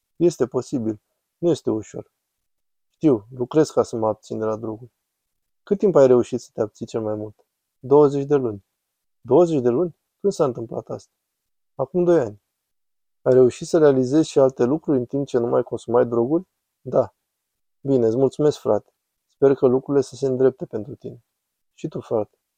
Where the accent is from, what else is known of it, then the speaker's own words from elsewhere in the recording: Camden, New Jersey, United States; now in Philadelphia, United States; Camden, New Jersey